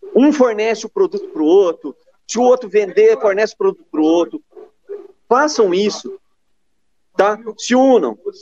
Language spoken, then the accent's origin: Portuguese; Minas Gerais, Brazil; eu já sou mineiro